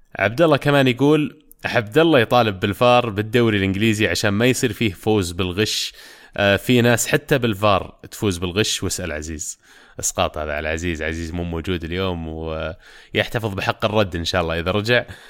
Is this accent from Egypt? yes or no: no; Saudi Arabia